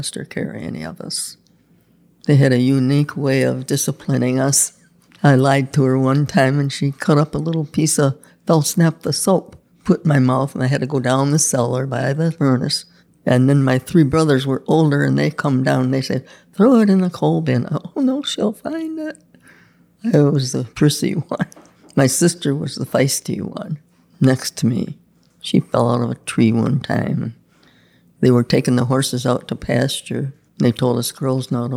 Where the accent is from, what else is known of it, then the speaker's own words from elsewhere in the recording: Pendleton, New York, United States; also born or lived in Lockport, New York; Pendleton, New York